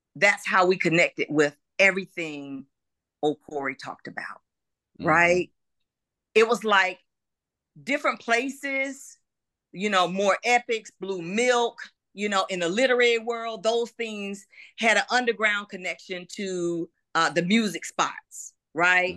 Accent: Augusta, Georgia, United States; moved away as an adult; now in Atlanta, United States; I'm originally from Augusta, Georgia

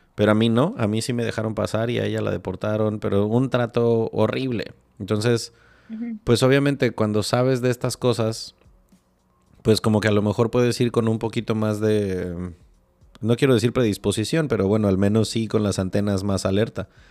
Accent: Morelia, Michoacán, Mexico; compartimos el ADN michoacano. Digo, yo viví, crecí muchos años en Morelia

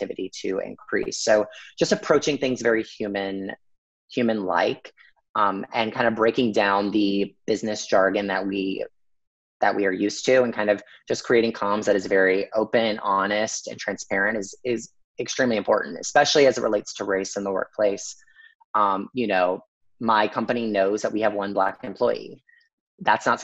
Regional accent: the South, United States; I grew up in the South

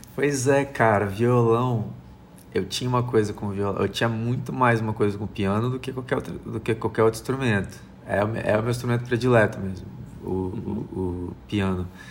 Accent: Brazil; me entender como brasileiro

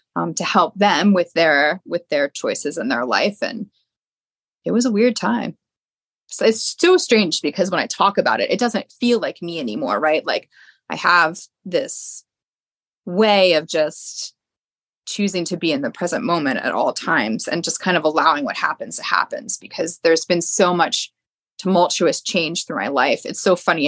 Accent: outside of the Philadelphia area, Pennsylvania, United States; i grew up outside of the Philadelphia area.

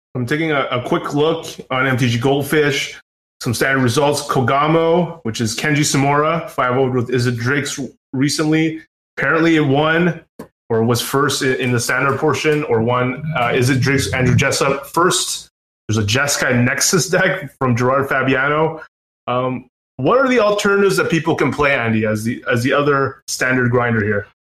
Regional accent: Canada; us Canadians

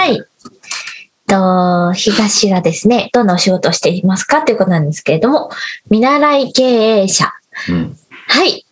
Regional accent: Nagano, Japan; 私は実は長野県出身で

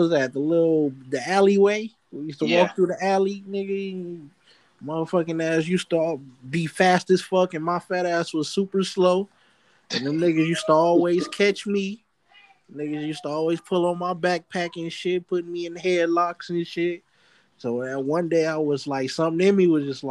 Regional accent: Los Angeles, California, United States; I grew up on Avalon and 101st, on the east side

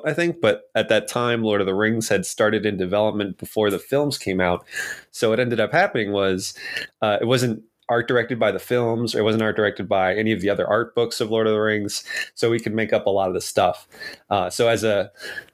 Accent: New York City, New York, United States; moved away as an adult; also born or lived in Rhode Island / Boston, Massachusetts; I was raised in New York City.

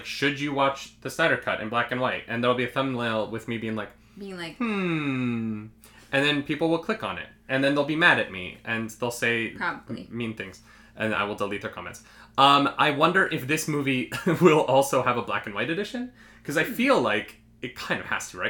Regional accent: Calgary, Alberta, Canada; We are both from Alberta

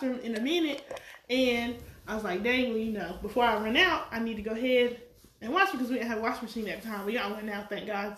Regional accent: North Carolina, United States; I'm from North Carolina

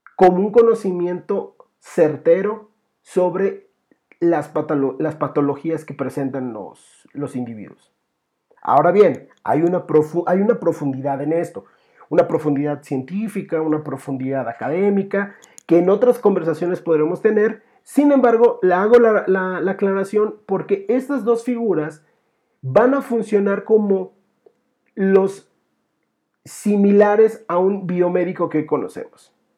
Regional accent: Mexico; nosotros tenemos esa tradición, como mexicanos

